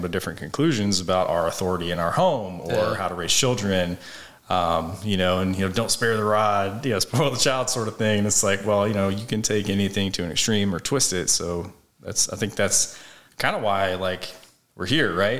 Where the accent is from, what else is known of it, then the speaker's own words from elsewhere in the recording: United States; being a citizen of this country